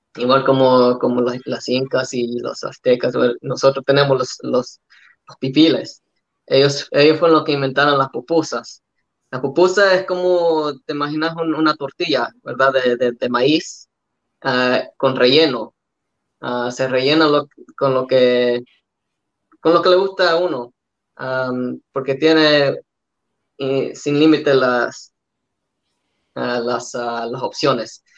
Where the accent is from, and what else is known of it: Australia; born or raised there; also born or lived in El Salvador